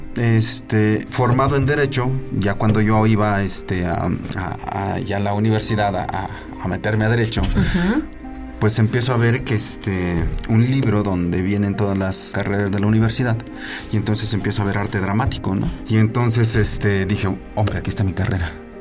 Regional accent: Tlaxcoapan?, Hidalgo, Mexico; Yo soy de Hidalgo, de un pueblito que se llama Titalaquia.

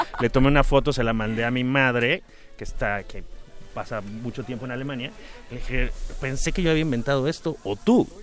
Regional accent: Mexico City, Mexico; yo vivía en la Roma cuando era niño y muy cerca, en la Roma

